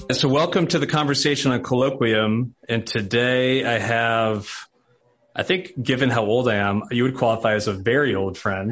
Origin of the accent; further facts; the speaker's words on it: New York, United States; moved away as an adult; now in Nashville, United States; I'm a New Yorker who married a Nashville girl